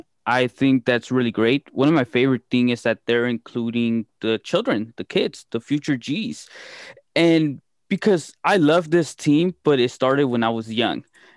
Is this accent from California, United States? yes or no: yes; Wilmington, California, United States; I'm from Wilmington